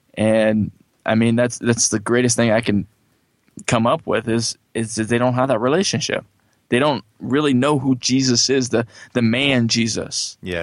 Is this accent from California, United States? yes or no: yes; California, United States; also born or lived in Johnson City, Tennessee; I'm originally from California